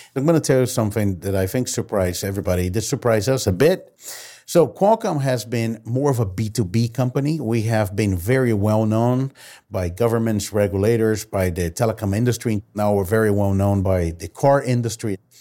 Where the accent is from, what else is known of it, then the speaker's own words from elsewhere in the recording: Brazil; moved away; I've been born and raised in Brazil